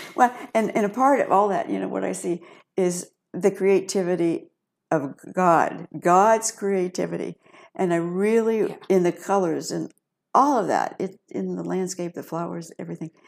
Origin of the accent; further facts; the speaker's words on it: Piqua, Ohio, United States; also born or lived in Dayton; I was born and raised in Piqua